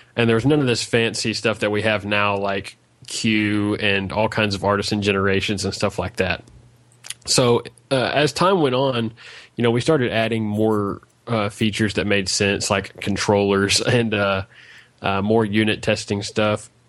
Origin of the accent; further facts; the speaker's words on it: Arkansas, United States; I'm from Arkansas, United States